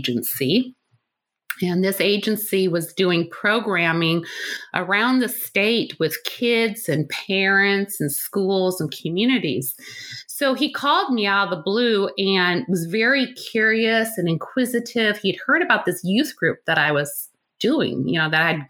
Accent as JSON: {"language": "English", "region": "Nebraska", "country": "United States", "tie": "born or raised there"}